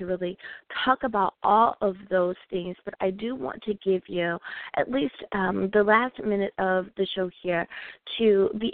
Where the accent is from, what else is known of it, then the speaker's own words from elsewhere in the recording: United States; my beautiful country, my home country, which is the United States of America